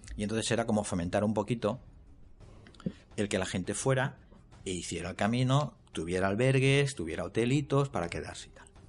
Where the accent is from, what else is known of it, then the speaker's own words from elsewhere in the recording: Elche, Valencian Community, Spain; now in Crevillente, Spain; yo no soy de Creviente, soy de Elche